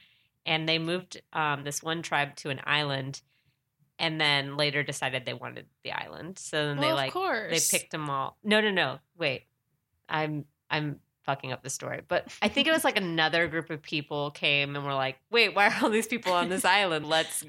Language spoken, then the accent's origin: English; San Diego, California, United States; because I'm from San Diego, so military.